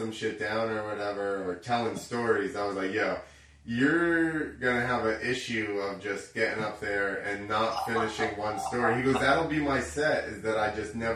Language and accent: English; New Jersey, United States; I'm from Jersey